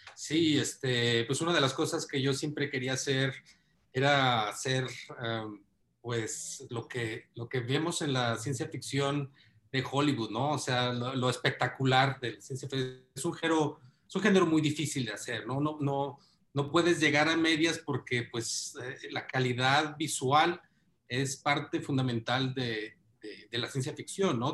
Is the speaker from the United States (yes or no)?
no; Mexico; todos somos mexicanos